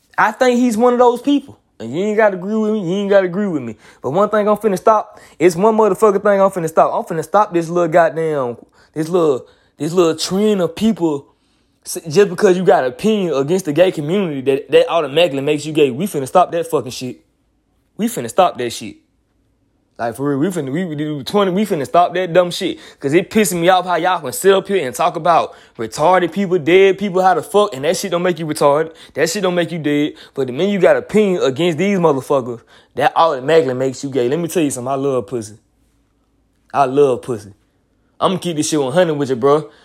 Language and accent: English; Montgomery, Alabama, United States; I'm a twenty-eight-year-old nigga from Montgomery, Alabama